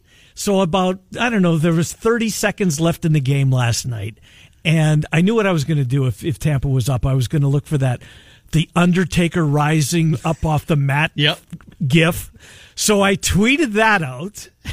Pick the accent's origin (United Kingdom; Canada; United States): Canada; moved away; growing up in Canada.